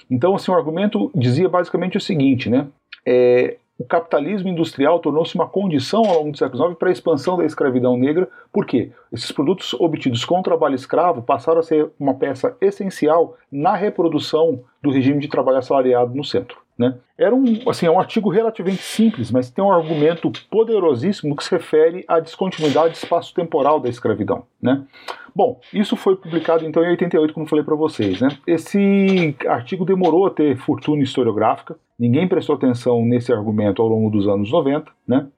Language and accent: Portuguese; Brazil; os historiadores brasileiros